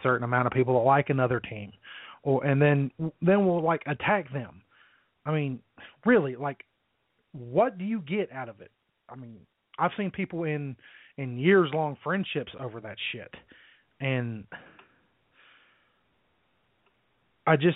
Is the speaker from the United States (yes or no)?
yes; Middletown, Ohio, United States; I was raised in Middletown, which is about maybe 30 or so minutes outside of Cincinnati.